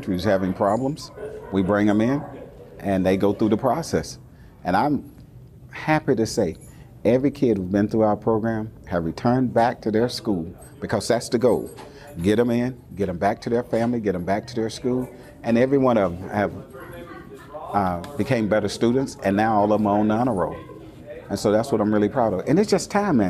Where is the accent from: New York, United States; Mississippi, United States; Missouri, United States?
Mississippi, United States; McComb; moved away; also born or lived in Richmond, California; I grew up in Macomb, Mississippi